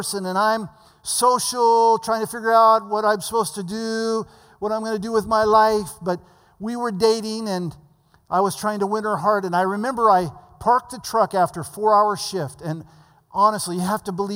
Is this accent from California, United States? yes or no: yes; the Valley of California, United States; I came from the Valley of California where we didn't know what proper meant